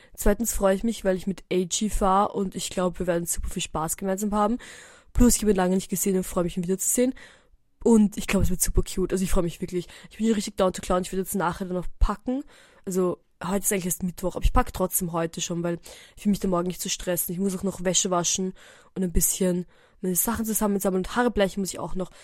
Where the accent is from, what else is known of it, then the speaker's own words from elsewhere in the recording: Eisenstadt, Burgenland, Austria; moved away; wir sind aus Eisenstadt